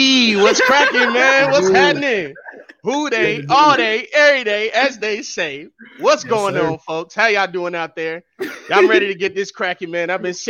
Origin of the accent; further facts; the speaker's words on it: Cincinnati, Ohio, United States; I'm from all the hoods, man. Everywhere in Cincinnati, I've been there. You got from downtown to North College Hill, from Madisonville to Price Hill. I've been everywhere, man. I'm all over the place, man. I represent the whole 5, 1, and 3